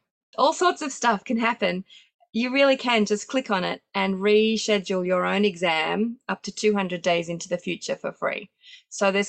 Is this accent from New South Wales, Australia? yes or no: yes; Sydney, New South Wales, Australia; we do still have in-person exams in my hometown of Sydney